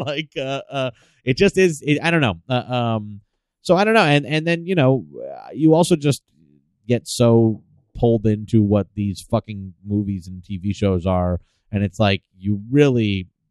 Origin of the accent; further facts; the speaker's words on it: the San Fernando Valley, California, United States; I grew up in the Valley